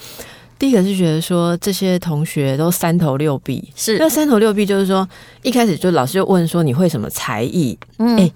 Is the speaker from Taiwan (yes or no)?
yes; Taiwan; accent: Taiwanese Mandarin; 其实我们这样都还算是台湾国语了。